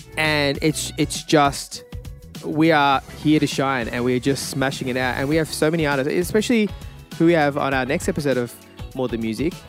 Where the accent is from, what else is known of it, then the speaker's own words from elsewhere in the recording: Australia; I feel like in LA, in the US as well, they always support Australian artists. I feel like they think that, you know, maybe we're little fish, but we have so much talent that they want to keep us.